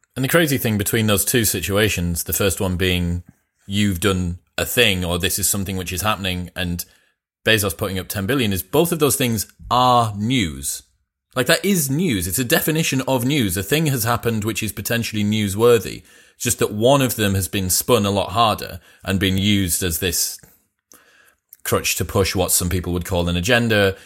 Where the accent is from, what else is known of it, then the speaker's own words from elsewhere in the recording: Middlesbrough, North East England, United Kingdom; I'm a Smoggy because I'm from Middlesbrough, which is about 40 miles south of here